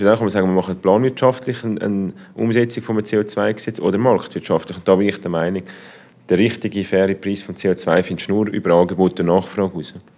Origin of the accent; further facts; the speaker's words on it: Switzerland; in der Schweiz